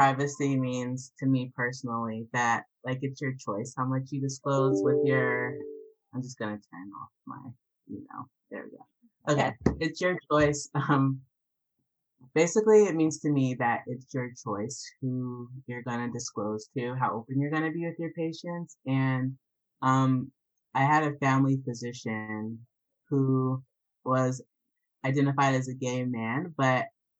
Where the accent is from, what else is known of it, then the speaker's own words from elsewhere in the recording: Atlanta, Georgia, United States; also born or lived in North Carolina / Wisconsin / Canada / Albany; Oh, no, I'm from Atlanta, Georgia originally. Atlanta to North Carolina to Wisconsin, then to Canada, then to Albany. So I've, like, bounced all over.